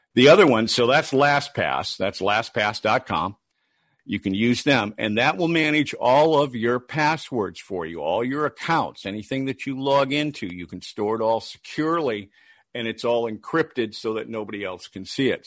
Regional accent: Detroit, Michigan, United States; moved away; also born or lived in Minneapolis; I was born and raised in Detroit

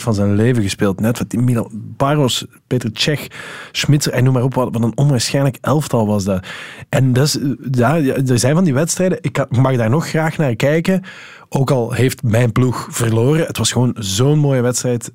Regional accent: Netherlands; we als Nederlander

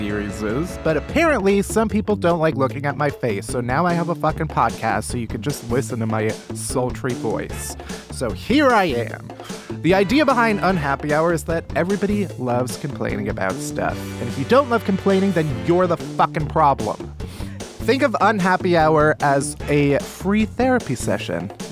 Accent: Chicago, Illinois, United States; I grew up in Chicago.

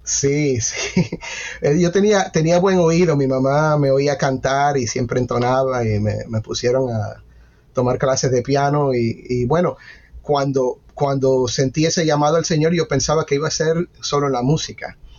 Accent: Miami, Florida, United States; yo crecí en ese ambiente, en una iglesia bautista eh, en Miami, eh, nací en Miami

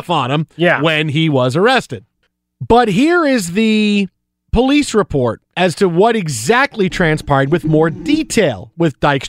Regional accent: New York City, New York, United States; moved away; Staten Island, where I grew up and spent the majority of my life.

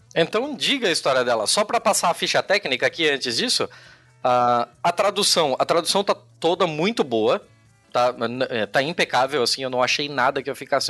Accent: Brazil; somos brasileiros

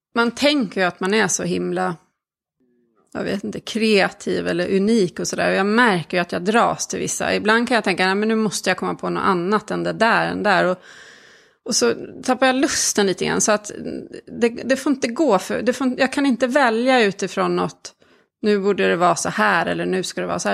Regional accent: Sweden; also born or lived in Czech Republic; Jag är ju född i, i Tjeckien och kom hit som ettåring

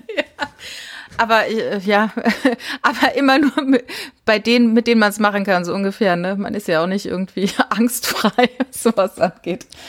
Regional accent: Germany; ich bin ja in der Nähe vom Elsass groß geworden

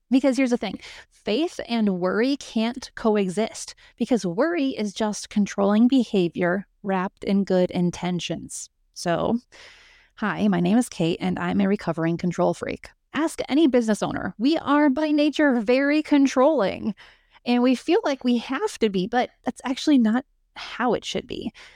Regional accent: United States; we as American entrepreneurs

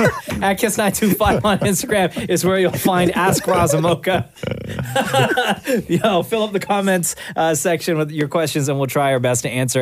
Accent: Toronto, Ontario, Canada; Where I grew up in Scarborough, it was always Scarborough Town Center.

